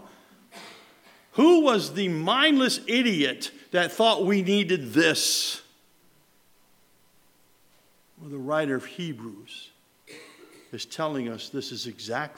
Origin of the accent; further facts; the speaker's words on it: Mohawk, New York, United States; we were growing up in Mohawk, New York